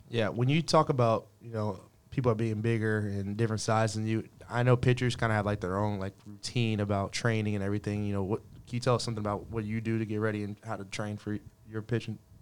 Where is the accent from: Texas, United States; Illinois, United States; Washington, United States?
Texas, United States; Katy; moved away; I went back to Katy a little bit over the break, and that's where I'm from